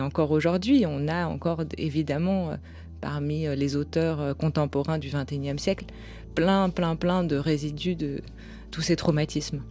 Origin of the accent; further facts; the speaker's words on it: France; J'ai grandi en France